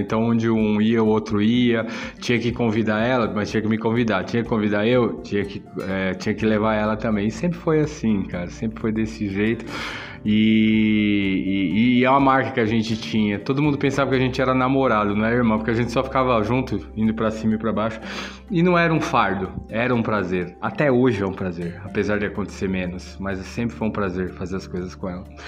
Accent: São Paulo, Brazil; você sair da é, de onde você foi criado, onde você fez todos seus amigos e vim para um bairro desconhecido, é um bairro relativamente novo na época. Era considerado meio que a cidade de Deus de São Paulo

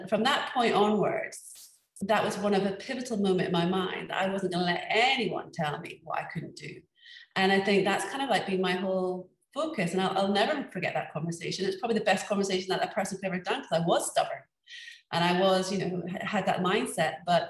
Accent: Scotland, United Kingdom; when growing up in Scotland, you kind of, where was I gonna go to university? Of course, it was gonna be in Scotland.

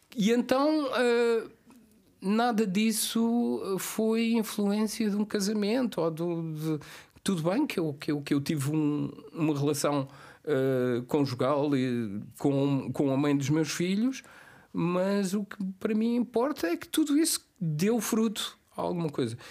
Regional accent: Cape Verde; moved away; ir para Cabo Verde e estar uh, os meus últimos dias na minha terra

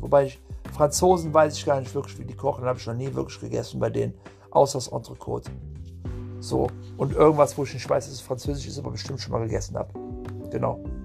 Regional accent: Puebla, Mexico; moved away; ich bin aus Puebla

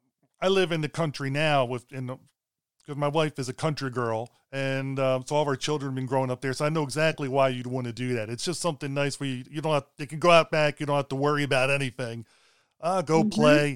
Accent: Baltimore, Maryland, United States; also born or lived in a small country town; for the first part of my life, I lived in a small country town, and then my parents moved back to Baltimore City because my dad needed to take care of his mom. And so the rest of my childhood, I grew up in Baltimore City.

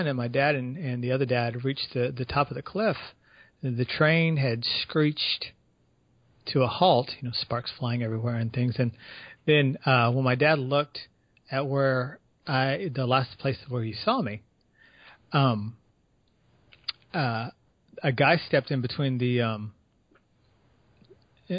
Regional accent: San Antonio, Texas, United States; San Antonio is in Texas. That's my hometown

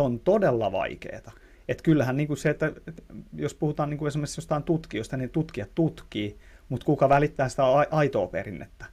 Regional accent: Tampere, Pirkanmaa, Finland; accent: Tampere dialect; mä puhun niin kuin Tampereen murretta.

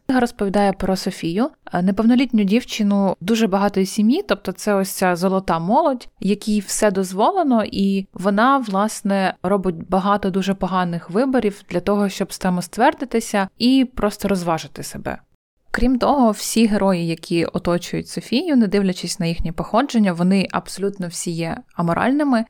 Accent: Poltava Oblast, Ukraine; я сама з Полтавщини.

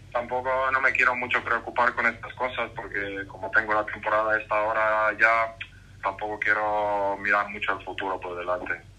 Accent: Croatia; moved away; yo como nací en Croacia, pasé muchos años viviendo ahí

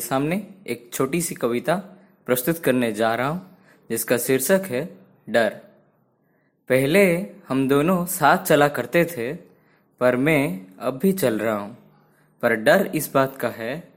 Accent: Odisha, India; मैं उड़ीसा से हूँ

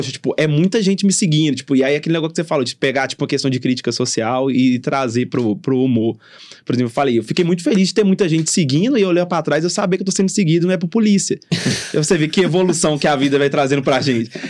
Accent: Contagem, Minas Gerais, Brazil; eu falo que eu sou de contagem pra vocês aqui

